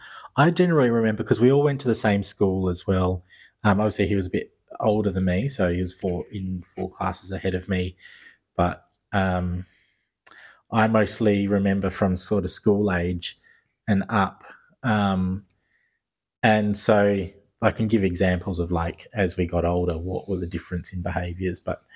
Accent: Perth, Western Australia, Australia; We grew up in Perth.

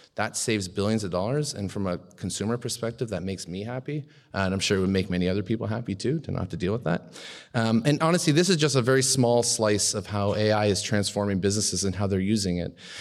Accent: Canada; as a Canadian

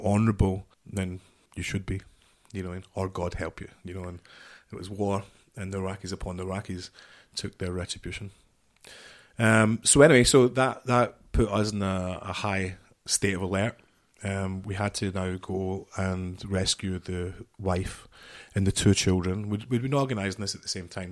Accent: just outside Glasgow, Scotland, United Kingdom; I'm from Scotland, just outside Glasgow

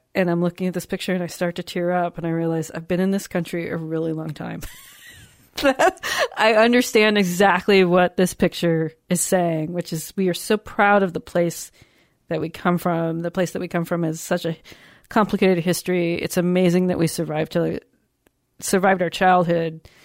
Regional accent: United States; being American

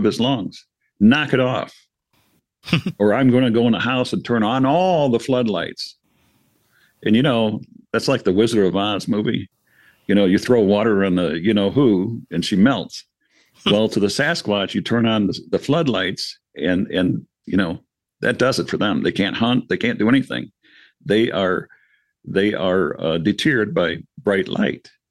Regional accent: Michigan, United States; Michigan because this is my home state

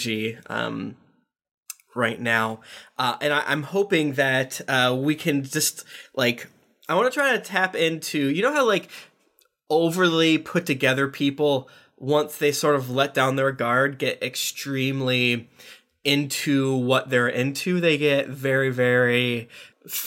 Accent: Florida, United States; I'm from Florida

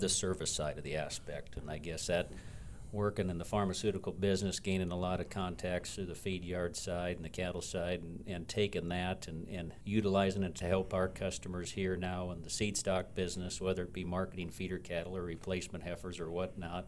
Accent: West Central Minnesota, United States; moved away as an adult; also born or lived in western South Dakota; now in Belle Fourche, United States; I grew up in Minnesota, and that's where Jason and I met, uh, grew up in the seed stock business back in West Central Minnesota

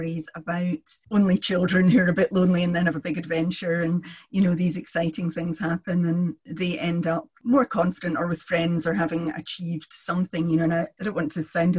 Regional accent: Kilmarnock, Scotland, United Kingdom; I grew up in Kilmarnock

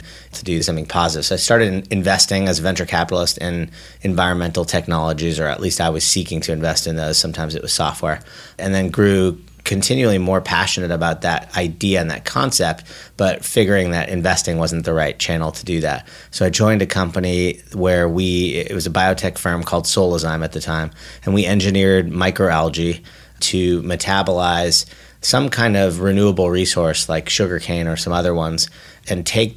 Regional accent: Bay Area, California, United States; I grew up in the Bay Area, actually

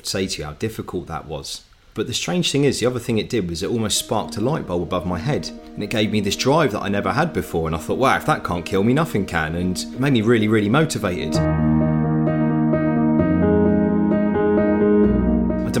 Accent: Southampton, South East England, United Kingdom; I grew up in Tottenham, Southampton with my family

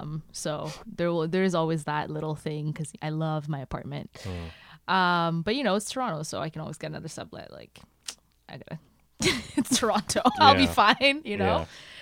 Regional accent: Burundi; English is a second language; now in Canada; I'm Burundian Canadian, but I identify so much with my roots.

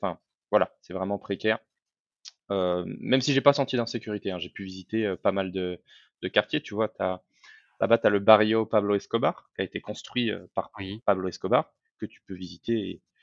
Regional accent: France; moved away as an adult; also born or lived in Medellín, Colombia; en tant que Français

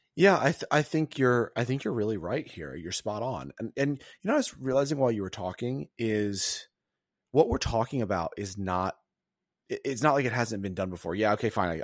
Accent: the South, United States; now in New York, United States; I'm from the South

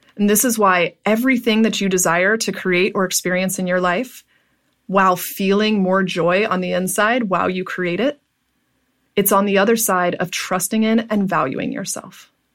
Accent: Pittsburgh, Pennsylvania, United States; moved away as an adult; I moved back to my hometown of Pittsburgh

